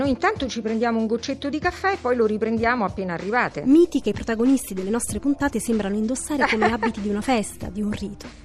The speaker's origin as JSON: {"language": "Italian", "town": "Rome", "region": "Lazio", "country": "Italy", "tie": "born or raised there", "said": "E io abito in questa zona ormai da una trentina d'anni. E prima invece ho abitato, sono nata e vissuta in Prati, in una vecchia casa, era la casa paterna dei miei nonni paterni"}